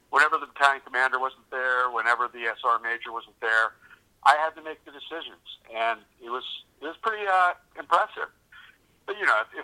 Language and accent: English; California, United States; moved away as an adult; also born or lived in Italy; now in Washington, United States; I'm originally from California, but I came up here with the military and I stayed here for my kids